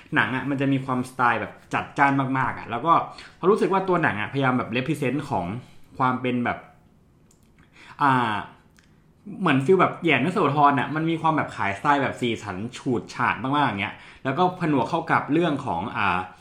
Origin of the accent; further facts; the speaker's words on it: Northern Thailand, Thailand; …เราเป็นคนเหนือ